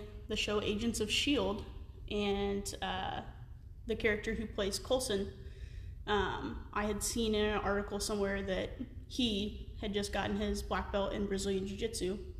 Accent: Missouri, United States; also born or lived in Nashville area, Tennessee; I'm originally from Tennessee, Nashville area, and then I moved to Missouri when I was going into the fifth grade, and I've been here ever since

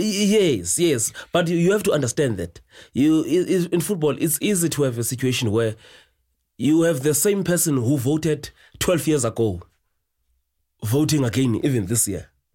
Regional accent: East London, Eastern Cape, South Africa; also born or lived in Soweto; in East London, um, area where I come from

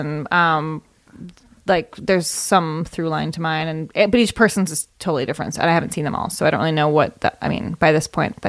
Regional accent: Evanston, Illinois, United States; also born or lived in Chicago, Illinois; I was born in Chicago and raised in Evanston, Illinois, where Northwestern University is.

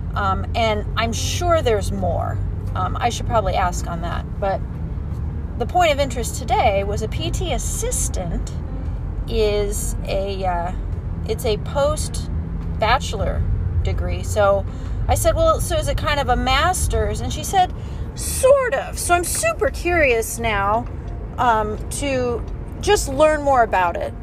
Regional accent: Arizona, United States; I grew up in Arizona

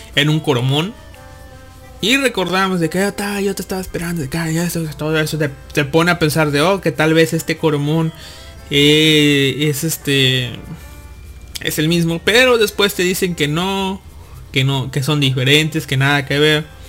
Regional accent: Mexico; de niño acá en México, en Latinoamérica

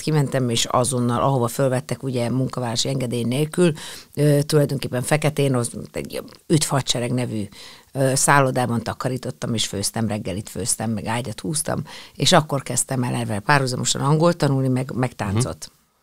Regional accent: Hungary; itt, itt születtem, itt vannak a, a, a barátok, itt van a, az összes olyan gyerekkori élmény

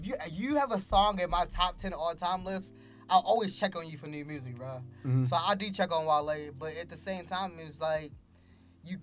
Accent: Baltimore, Maryland, United States; moved away as an adult; also born or lived in Philadelphia; I'm from Baltimore

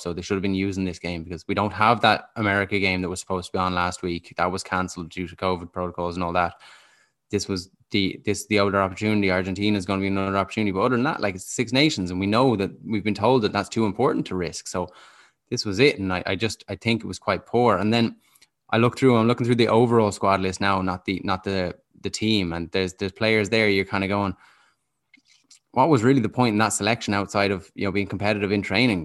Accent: Dublin, Leinster, Ireland; moved away as an adult; now in Galway, Ireland; I grew up in Dublin

